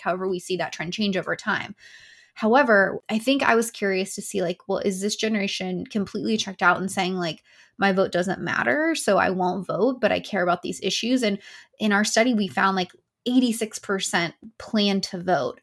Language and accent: English; Tennessee, United States; my home state of Tennessee